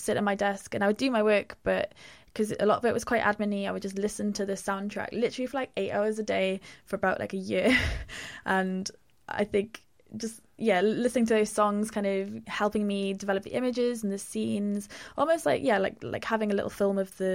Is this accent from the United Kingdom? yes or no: yes; Pembrokeshire, Wales, United Kingdom; I grew up in Pembrokeshire, by the sea.